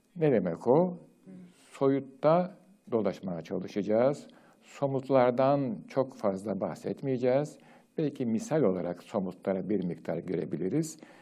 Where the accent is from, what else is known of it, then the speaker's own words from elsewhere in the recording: Turkey; Türkiye'de doğdum, büyüdüm, yaşadım